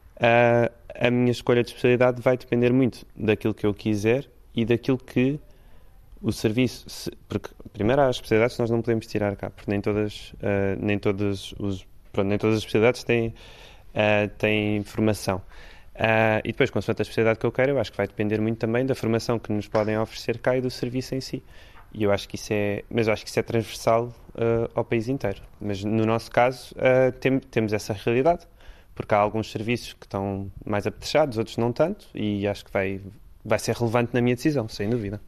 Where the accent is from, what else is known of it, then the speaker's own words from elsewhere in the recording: Lisbon, Portugal; now in Faro, Portugal; não sou de Faro, sou de Lisboa, mas estou a gostar muito de, da vida de Faro